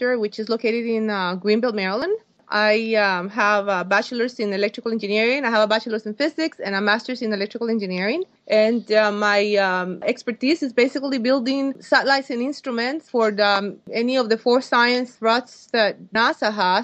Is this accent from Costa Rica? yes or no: yes; Costa Rica; moved away as an adult; now in United States; I was born in Costa Rica, and I didn't come to the States until I was 21